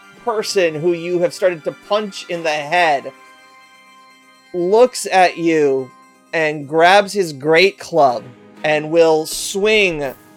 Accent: United States; I am the only one in my family born in the States.

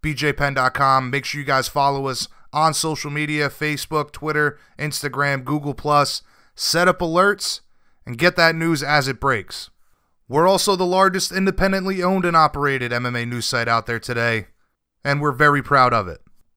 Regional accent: Rhode Island, United States; I'm from Rhode Island

